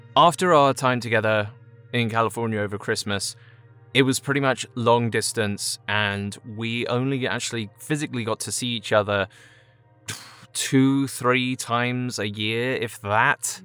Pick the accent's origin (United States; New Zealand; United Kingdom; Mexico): United Kingdom; Chelmsford, East of England; moved away; originally from Chelmsford, England